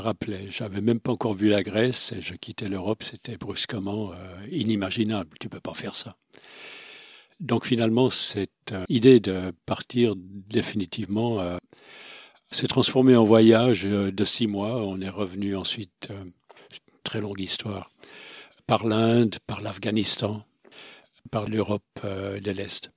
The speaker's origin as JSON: {"language": "French", "region": "Romandy", "country": "Switzerland", "tie": "born or raised there", "first_language": "Swiss German", "said": "de parents suisse allemands, mais j'ai grandi en Suisse romande, donc j'ai grandi avec deux cultures"}